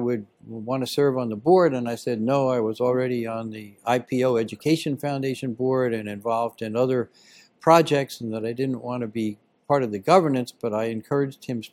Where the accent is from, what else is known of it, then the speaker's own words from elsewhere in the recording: Wayne, Pennsylvania, United States; also born or lived in Virginia; I grew up near Philadelphia in a town called Wayne